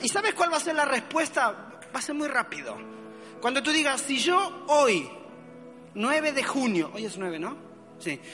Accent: Argentina; also born or lived in Mexico; now in Valencia, Spain; soy argentino, ¿ok? Pero viví muchos años en México y ahí me formé

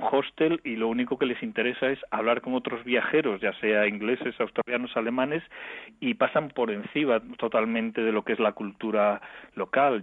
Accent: A Coruña, Galicia, Spain; soy de La Coruña

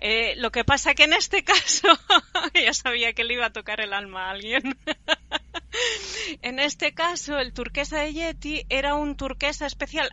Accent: Mataró, Catalonia, Spain; De Barcelona, bueno, de Mataró ah, del Maresme.

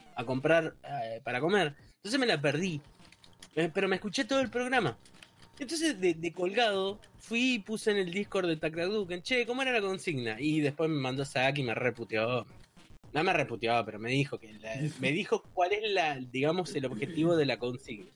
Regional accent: Ushuaia, Tierra del Fuego, Argentina; yo soy de Ushuaia

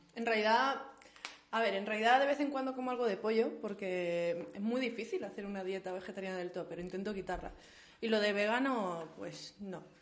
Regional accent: Huelva, Andalusia, Spain; moved away; nací en Huelva

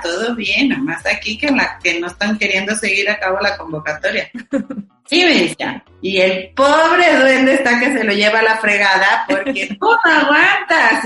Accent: Mexico; orgullosos de ser mexicanos

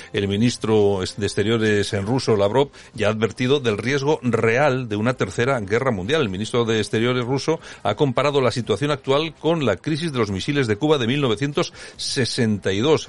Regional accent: Spain

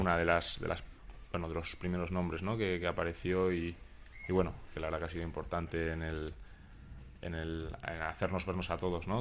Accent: Huesca, Aragon, Spain; moved away as an adult; also born or lived in Granada / Alicante; yo soy de Huesca y jugaba pues, en el equipo de, mi ciudad

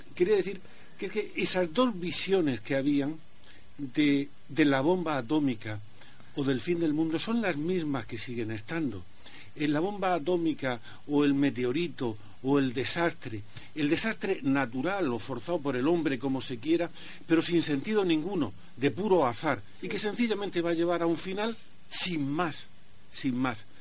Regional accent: a village near Archena, Region of Murcia, Spain; yo vivía ahí en un pueblecito cercano

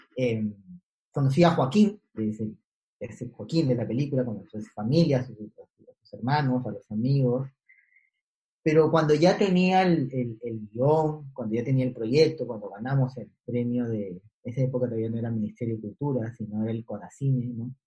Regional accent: Callao, Peru; fui a vivir al, barrio donde crecí, que es en el Callao, por, el aeropuerto. Yo cuando fui a vivir ahí, muy niño

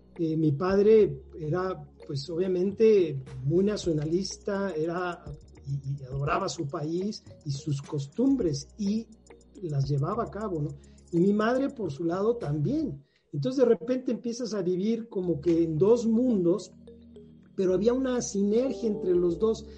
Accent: Mexico City, Mexico; yo soy oriundo de acá, de la Ciudad de México, soy flor de asfalto totalmente. Nací en la Ciudad de México

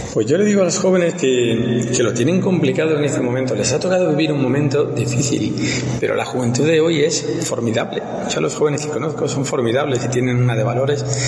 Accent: a small village in Granada, Andalusia, Spain; moved away as an adult; also born or lived in Zaragoza / Madrid; now in Rome, Italy; yo nací en un pueblecito de Granada, eh, de 1.400 habitantes, está en el sur de, España

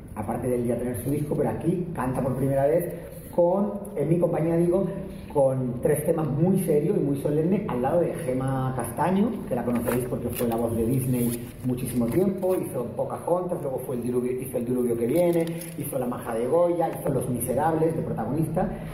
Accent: Granada, Andalusia, Spain; el mismo sitio donde yo nací

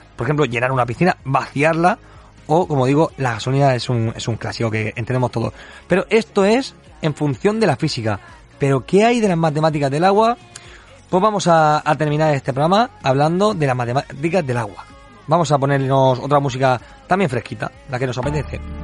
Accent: Region of Murcia, Spain; que decimos aquí en Murcia

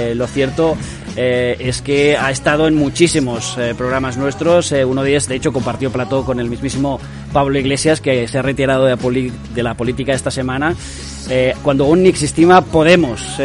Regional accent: Catalonia, Spain; yo soy catalán de izquierdas, independentista, feminista y del Barça

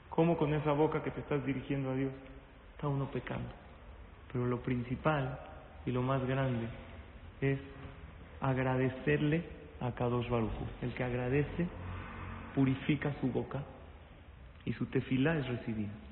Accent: Mexico; Nosotros somos de México, vine con mi hijo a ponerle el tefilín

